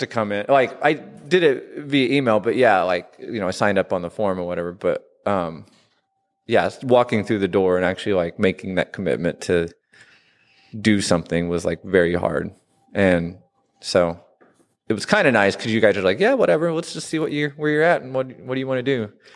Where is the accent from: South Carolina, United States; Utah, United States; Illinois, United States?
Illinois, United States; Southern; moved away as an adult; also born or lived in Washington, D.C.; I grew up in Southern Illinois and moved out to D C in my twenties